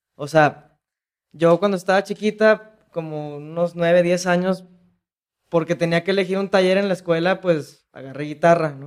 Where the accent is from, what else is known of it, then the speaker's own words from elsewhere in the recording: Jalisco, Mexico; sí soy de Jalisco